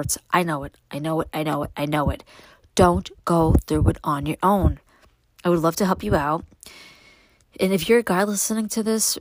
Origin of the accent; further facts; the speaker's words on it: New York City, New York, United States; now in Upstate New York, United States; what it was like for me growing up in Brooklyn